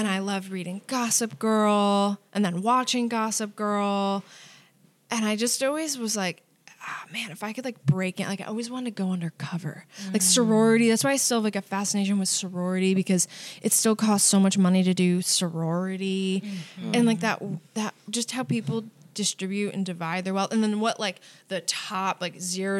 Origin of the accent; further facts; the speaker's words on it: Albany, New York, United States; Upstate Albany, New